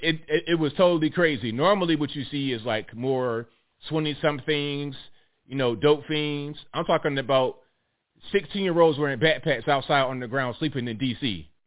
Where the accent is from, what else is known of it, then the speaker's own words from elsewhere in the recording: Virginia, United States; I'm from Virginia